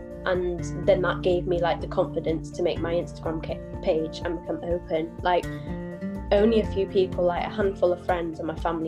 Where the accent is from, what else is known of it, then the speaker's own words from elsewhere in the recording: North Wales, United Kingdom; moved away as an adult; now in South Yorkshire, United Kingdom; I'm from North Wales originally, but I'm living in South Yorkshire at the minute. I came here to study in 2018